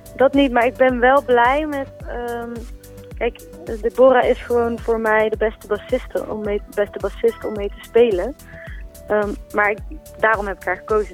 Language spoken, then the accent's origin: Dutch; Eindhoven, North Brabant, Netherlands; accent: zachte G; uit Eindhoven